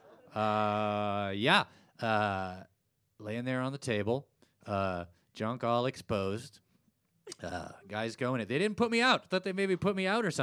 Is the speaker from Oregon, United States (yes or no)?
yes; Portland, Oregon, United States; I'm from Portland, Oregon